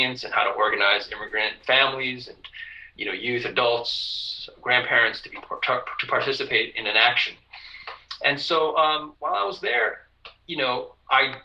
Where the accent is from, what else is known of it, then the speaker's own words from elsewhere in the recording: New York, United States; moved away as an adult; now in Austin, United States; I'm a New Yorker